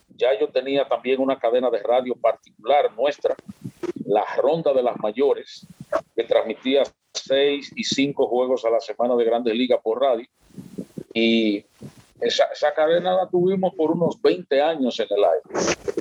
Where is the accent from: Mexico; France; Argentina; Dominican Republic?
Dominican Republic; San Francisco de Macorís, Duarte; also born or lived in Moca; now in Santiago, Dominican Republic; soy oriundo de San Francisco de Macorís y viví en Moca también 10 años